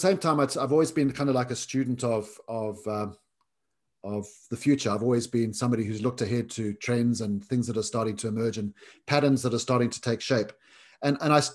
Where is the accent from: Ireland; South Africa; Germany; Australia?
South Africa; growing up in South Africa